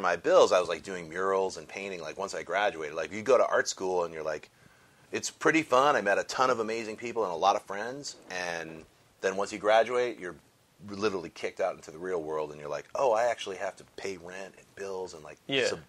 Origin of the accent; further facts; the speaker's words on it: Connecticut, United States; also born or lived in Chicago; I grew up in Connecticut, and then I went to the Art Institute of Chicago, and then I moved out here in like '99.